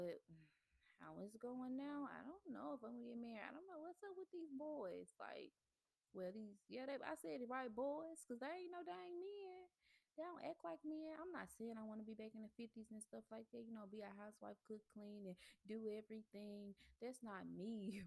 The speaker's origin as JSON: {"language": "English", "town": "Memphis", "region": "Tennessee", "country": "United States", "also_born_or_lived": "Mississippi", "moved": "as an adult", "said": "I'm originally from Memphis"}